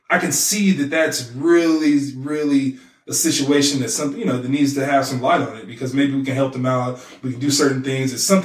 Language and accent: English; United States